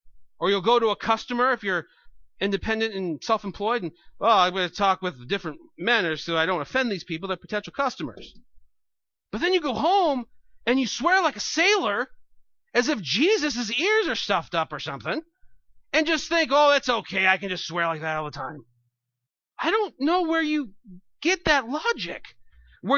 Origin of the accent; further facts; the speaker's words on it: California, United States; now in New York, United States; I don't know if it's just New York or something, upstate New York, because I come from California, and people swear there too, but here it's like a religion.